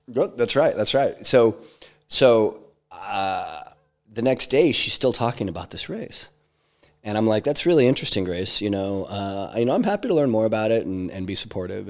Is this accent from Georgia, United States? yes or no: no; Idaho, United States; I grew up hiking in Idaho